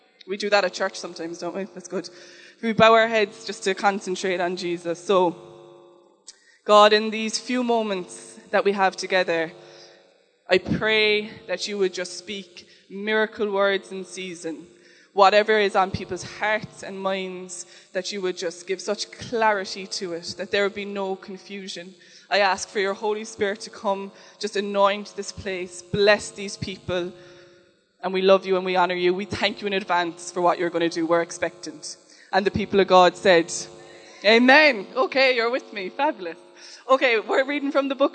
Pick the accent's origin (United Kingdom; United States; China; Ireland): Ireland; Cork, Munster; I'm from Cork